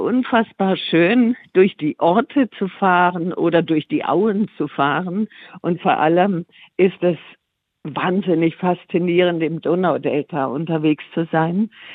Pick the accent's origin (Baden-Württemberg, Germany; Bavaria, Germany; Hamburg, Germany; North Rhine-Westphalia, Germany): Baden-Württemberg, Germany; Tuttlingen; ich komme ja aus Süddeutschland, bin in Tuttlingen geboren